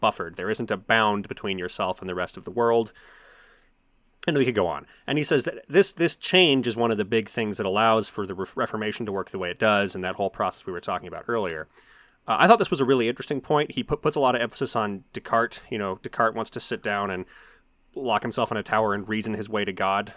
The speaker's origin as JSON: {"language": "English", "country": "United States", "said": "as somebody who is a American and grew up in a primarily evangelical, uh, environment"}